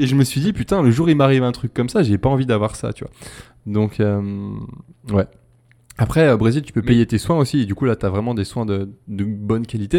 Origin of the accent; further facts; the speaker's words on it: France; moved away as an adult; now in Brazil; en tant que français